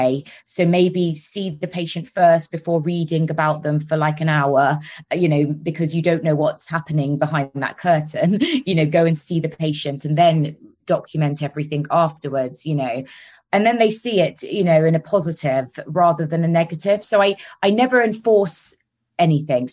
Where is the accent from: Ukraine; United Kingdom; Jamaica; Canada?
United Kingdom; Solihull, West Midlands; accent: Brummie; now in London, United Kingdom; I'm actually from Solihull, which is near Birmingham.